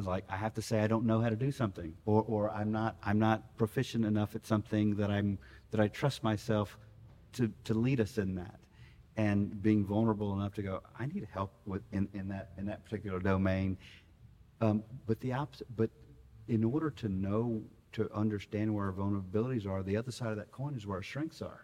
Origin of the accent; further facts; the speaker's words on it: Austin, Texas, United States; I grew up out in Westlake, went to Westlake High School